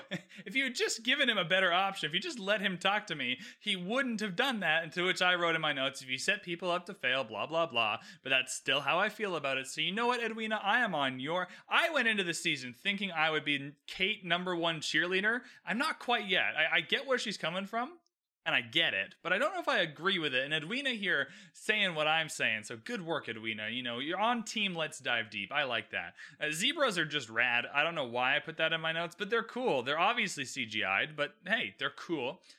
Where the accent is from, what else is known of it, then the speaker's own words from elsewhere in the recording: Canada; I'm Canadian.